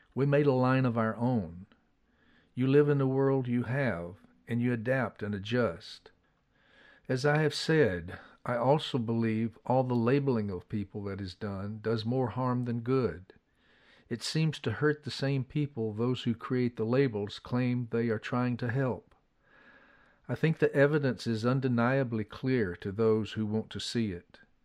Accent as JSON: {"language": "English", "town": "Atlanta", "region": "Georgia", "country": "United States", "tie": "born or raised there", "said": "As a young boy growing up in Atlanta"}